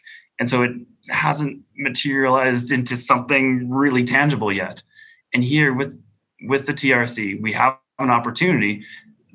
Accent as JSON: {"language": "English", "town": "Saskatoon", "region": "Saskatchewan", "country": "Canada", "tie": "born or raised there", "moved": "as an adult", "lives_now": "Red Deer, Canada", "said": "Growing up in Saskatoon, there's just really rough neighborhoods. And my high school is a really rough high school."}